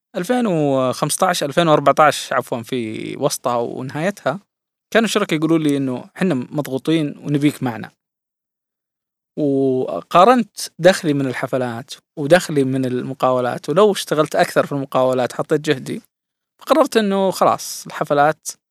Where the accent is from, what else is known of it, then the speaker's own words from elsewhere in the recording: Saudi Arabia; عندنا في السعودية